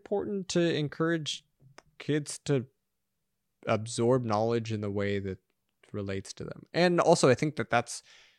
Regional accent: Los Angeles, California, United States; That was like, it was a joke growing up in Los Angeles.

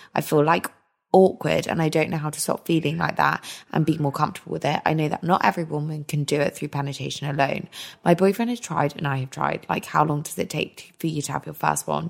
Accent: United Kingdom; We're so British

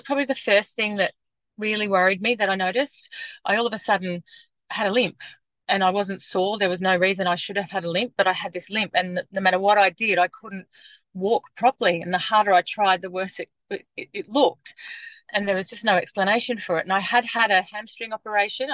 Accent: Western Queensland, Australia; moved away as an adult; now in Melbourne, Australia; I grew up in Western Queensland

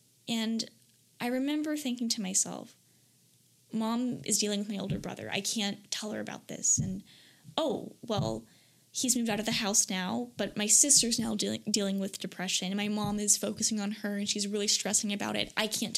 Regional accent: Florida, United States; because I came from Florida and this was in Michigan.

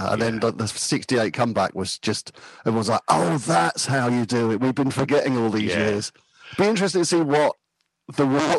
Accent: Cheam, London, United Kingdom; also born or lived in Kingston upon Thames; I was born in Cheam, in the borough of Sutton, in sort of South London, north part of Surrey.

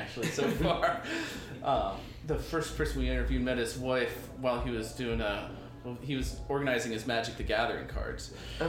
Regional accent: York, Pennsylvania, United States; I went to West York. I grew up in York.

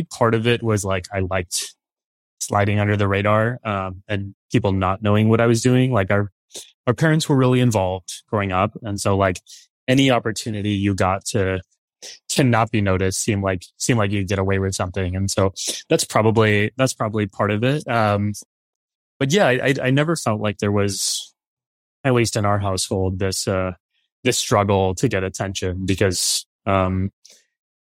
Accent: San Antonio, Texas, United States; now in New York City, United States; in San Antonio where, I was born and raised there.

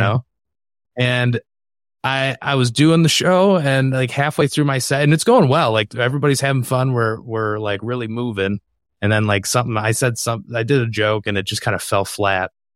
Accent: Michigan, United States; my home state of Michigan

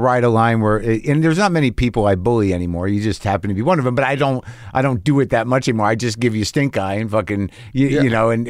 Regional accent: New Mexico, United States; New Mexico. From Jersey. My family's from Jersey.

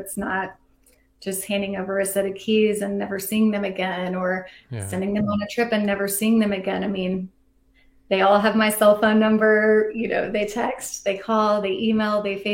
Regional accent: Fort Worth, Texas, United States; now in Atlanta, United States; I grew up in Fort Worth.

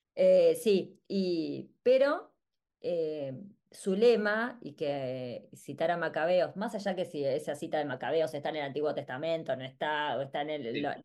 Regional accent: Argentina; para nosotros como argentinos

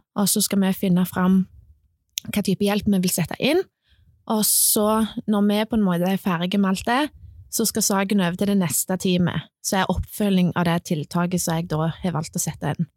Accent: Sandnes, Rogaland, Norway; now in Klepp, Norway; Jeg er egentlig fra Sandnes, men jeg bor på Klepp

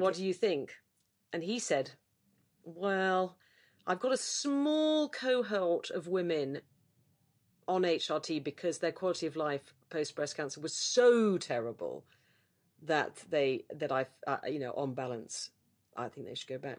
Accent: United Kingdom; as a Brit

